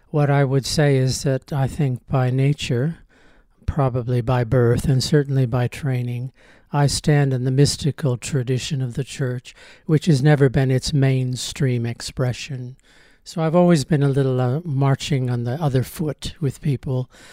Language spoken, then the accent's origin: English; United States; I grew up in America in the nineteen fifties and nineteen sixties